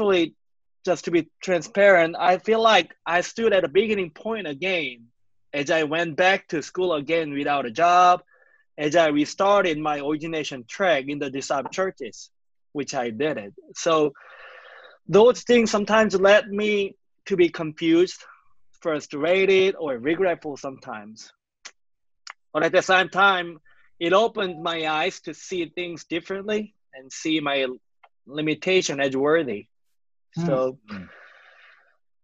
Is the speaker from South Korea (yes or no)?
yes; South Korea; moved away as an adult; also born or lived in Seoul; now in Stephenville, United States; I was born and raised and educated in South Korea.